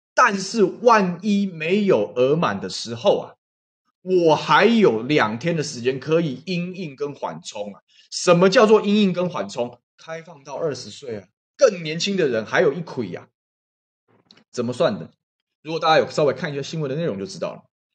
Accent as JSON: {"language": "Chinese", "country": "Taiwan"}